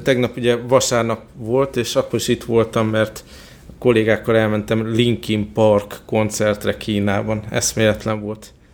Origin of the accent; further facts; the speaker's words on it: Hungary; Magyarországról jöttem